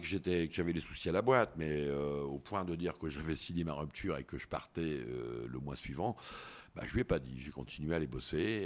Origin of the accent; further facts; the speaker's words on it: northern France, France; moved away as an adult; also born or lived in Koh Samui, Thailand; Alors nous, on est du Nord. C'est vrai que du Nord de la France